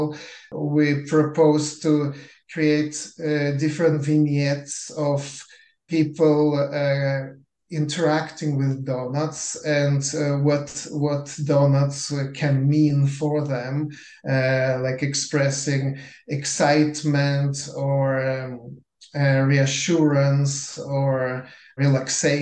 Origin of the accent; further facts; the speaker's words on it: Lithuania; moved away; I was born in Lithuania, so we grew up on a very different type of animation than North American kids